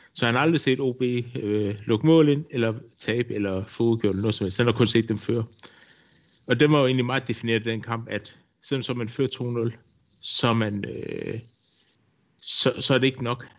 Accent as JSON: {"language": "Danish", "town": "Odense", "region": "Southern Denmark", "country": "Denmark", "moved": "as an adult", "lives_now": "Vojens, Denmark", "said": "jeg bor i Vojens. Jeg er tilflytter fra Odense, har boet hernede i 25 år efterhånden"}